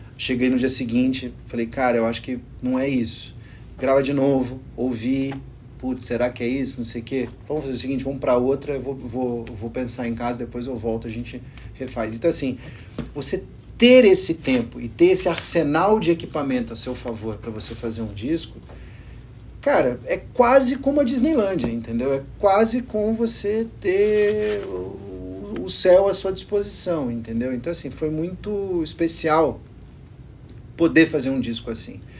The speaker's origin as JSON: {"language": "Portuguese", "country": "Brazil", "said": "Eu sou brasileiro"}